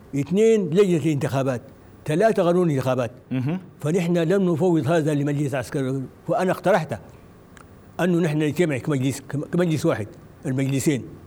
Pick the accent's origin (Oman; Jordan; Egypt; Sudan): Sudan; ونحن كسودانيين